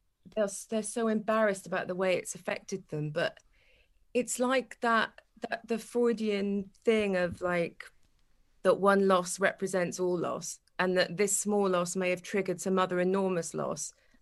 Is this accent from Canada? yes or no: no; Wales, United Kingdom; moved away as an adult; I'm Welsh, 100%.